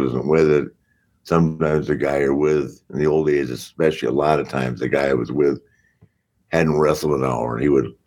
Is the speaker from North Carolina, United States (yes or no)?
yes; Charlotte, North Carolina, United States; my hometown of Charlotte